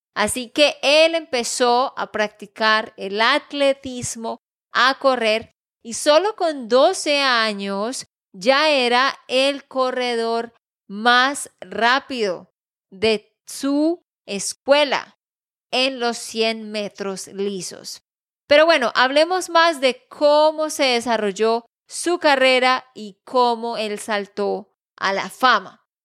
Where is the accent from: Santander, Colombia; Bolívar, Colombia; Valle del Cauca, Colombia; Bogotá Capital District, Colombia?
Santander, Colombia; de Santander, Colombia